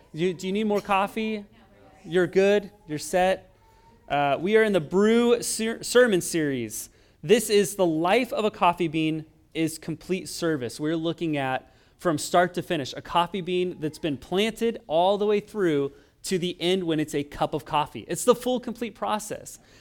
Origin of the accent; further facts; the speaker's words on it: Oregon, United States; moved away as an adult; also born or lived in East Los Angeles; now in Los Angeles, United States; I'm from Oregon, and, uh, I would say we weren't as cultured where I grew up. It was kind of in farmland